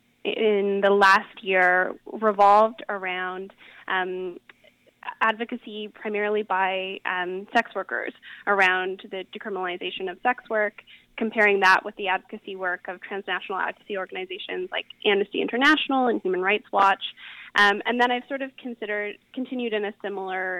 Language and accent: English; Calgary, Alberta, Canada; moved away as an adult; also born or lived in Kingston, Ontario; now in Oxford, United Kingdom; I'm originally from Calgary, born and raised